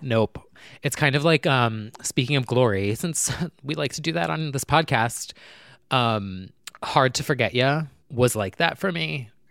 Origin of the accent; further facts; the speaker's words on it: New Jersey, United States; now I'm from New Jersey.